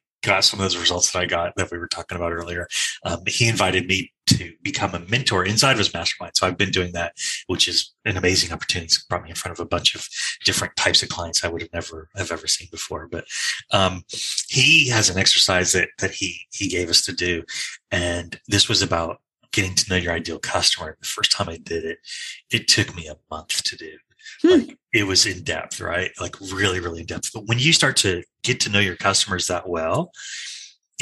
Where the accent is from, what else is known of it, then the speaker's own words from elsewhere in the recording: Australia; now in United States; you can hear from my accent, I originally come from Australia